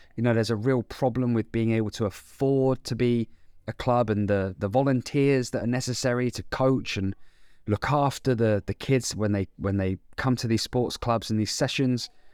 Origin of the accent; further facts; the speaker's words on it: Andover, South East England, United Kingdom; my hometown of Andover in Hampshire